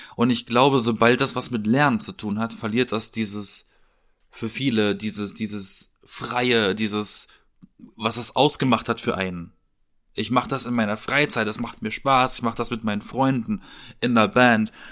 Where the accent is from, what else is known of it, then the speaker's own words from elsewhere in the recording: Southern Germany, Germany; in meiner Heimat, so im, im, im Süden, ne? Alles eher dörflich, kleinstadtmäßig